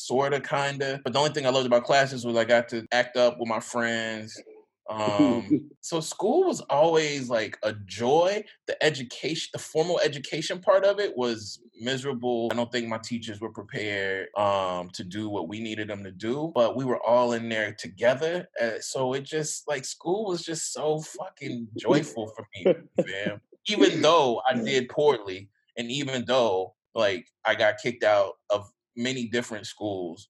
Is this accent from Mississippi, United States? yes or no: yes; Jackson, Mississippi, United States; I grew up in Jackson, right? Jackson, Mississippi